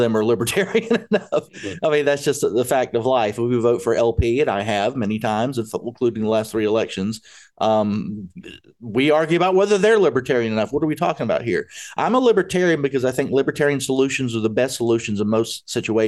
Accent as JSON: {"language": "English", "region": "South Carolina", "country": "United States", "said": "I'm from South Carolina."}